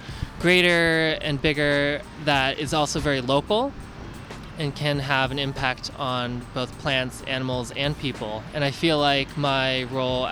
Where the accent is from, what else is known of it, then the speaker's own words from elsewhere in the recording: Hillsborough, California, United States; I'm a California native. I grew up in the Bay Area in San Mateo County